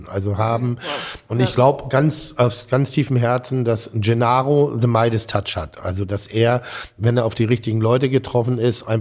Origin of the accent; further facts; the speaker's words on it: Schleswig-Holstein, Germany; Ich komme aus Schleswig-Holstein.